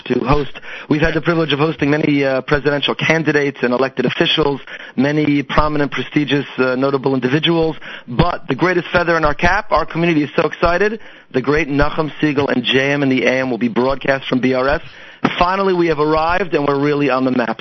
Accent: Teaneck, New Jersey, United States; now in Boca Raton, United States; Teaneck, New Jersey

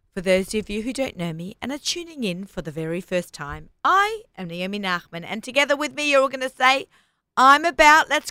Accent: Sydney, New South Wales, Australia; moved away; we grew up together in Sydney, Australia

